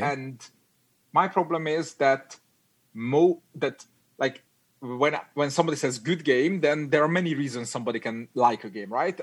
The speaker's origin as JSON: {"language": "English", "country": "Hungary", "also_born_or_lived": "United Kingdom", "second_language": "English", "moved": "as an adult", "lives_now": "Netherlands", "said": "I'm I'm from Hungary."}